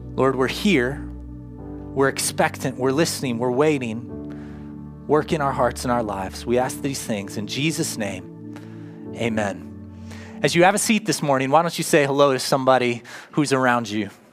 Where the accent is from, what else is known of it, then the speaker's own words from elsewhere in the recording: United States; now in Grove City, United States; I lived in my hometown, Worcester, 13 years full time